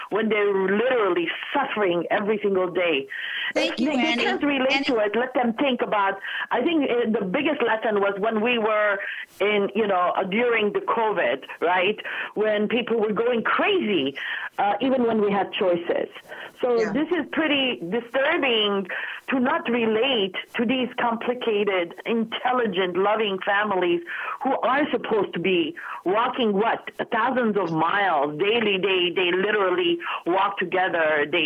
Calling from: Los Angeles, California, United States; right now, I'm calling from Los Angeles.

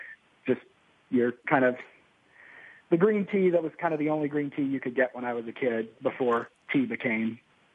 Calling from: Austin, Texas, United States; I'm in Austin, Texas

